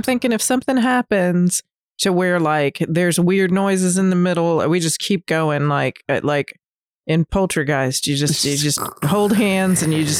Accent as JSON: {"language": "English", "town": "Newport News", "region": "Virginia", "country": "United States", "tie": "born or raised there", "said": "So I grew up in Virginia, which I've said before. I lived in Newport News when I was little."}